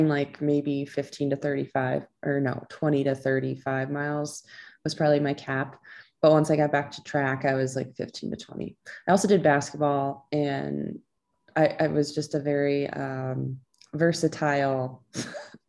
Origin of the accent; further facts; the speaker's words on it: Clear Lake, Iowa, United States; moved away as an adult; now in Minneapolis, United States; I grew up in Clear Lake, Iowa. Which is northern Iowa, about 20 to 30 minutes south of the Minnesota border